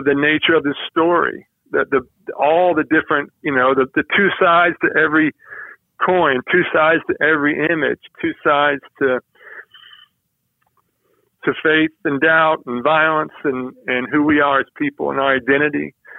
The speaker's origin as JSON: {"language": "English", "region": "the South", "country": "United States", "said": "because I'm a Southerner who is a person of faith"}